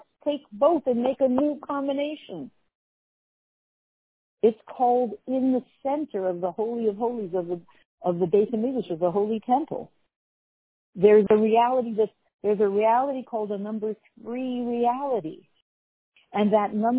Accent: Canada; I'm from Canada

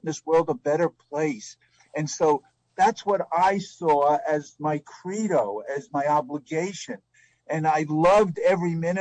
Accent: New York City, New York, United States; I was a kid growing up in the Bronx

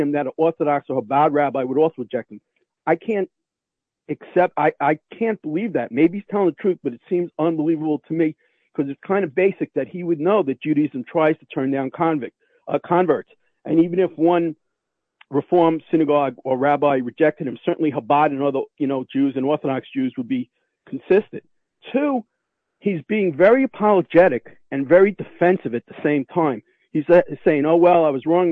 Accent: New York, United States; I'm a New Yorker

